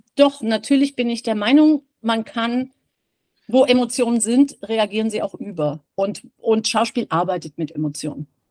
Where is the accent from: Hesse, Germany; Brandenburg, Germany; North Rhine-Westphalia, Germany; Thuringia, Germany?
Hesse, Germany; Giessen; Wir sind ähm, Gießener. Also wir sind in Gießen groß geworden